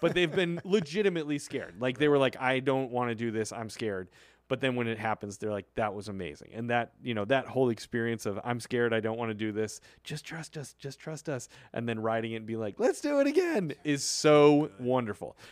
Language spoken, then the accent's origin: English; Illinois, United States; I am from Illinois